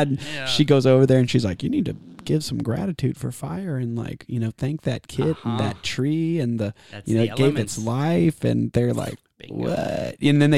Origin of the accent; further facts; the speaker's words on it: Austin, Texas, United States; also born or lived in Savannah, Georgia; because I grew up in Austin and, you know, Savannah, Georgia, and different places like that.